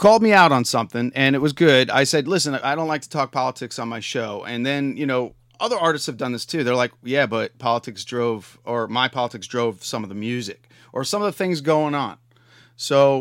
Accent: Long Island, New York, United States; moved away; I grew up on Long Island

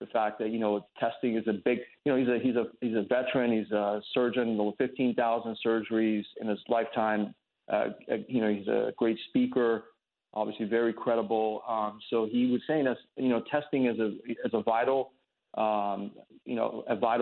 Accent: United States; I'm a patriot, man. I grew up here. I'm an American.

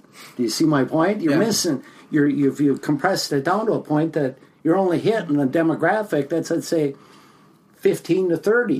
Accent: Minneapolis, Minnesota, United States; also born or lived in Longville, Minnesota; I grew up in the Twin Cities here, spent my entire life here.

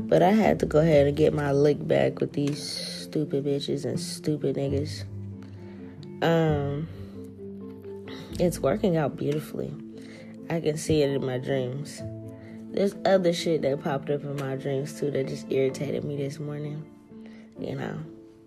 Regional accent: New Orleans, Louisiana, United States; moved away; my hometown in New Orleans

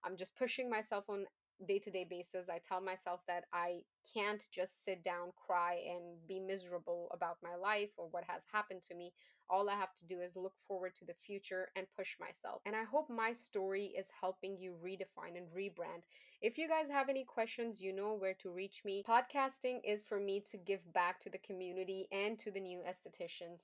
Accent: Afghanistan; English is a second language; moved away; I'm an immigrant. I come from Afghanistan. English is not my first language.

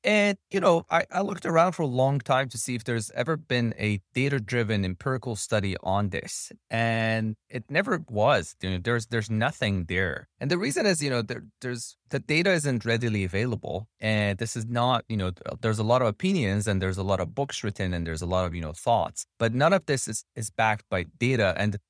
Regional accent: Tehran, Tehran Province, Iran; So I'm originally from Tehran, Iran.

